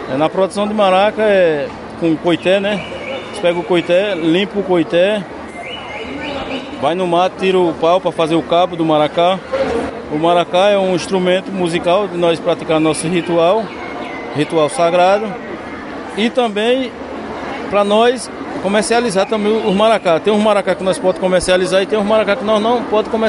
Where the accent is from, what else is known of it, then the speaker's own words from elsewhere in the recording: Senegal; Portuguese is a second language; sou do Senegal.